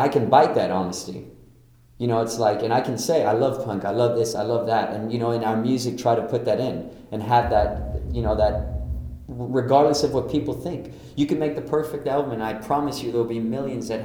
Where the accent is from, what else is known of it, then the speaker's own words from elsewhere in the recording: Copenhagen, Capital Region of Denmark, Denmark; now in Brooklyn, United States; I'm from Copenhagen, Denmark. I live in Brooklyn